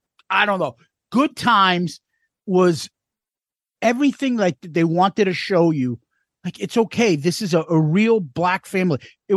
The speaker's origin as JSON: {"language": "English", "town": "Boston", "region": "Massachusetts", "country": "United States", "said": "We're from Boston."}